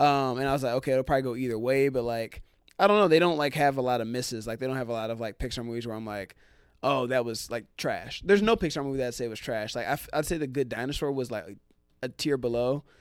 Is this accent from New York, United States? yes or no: no; Cincinnati, Ohio, United States; moved away; I grew up in Cincinnati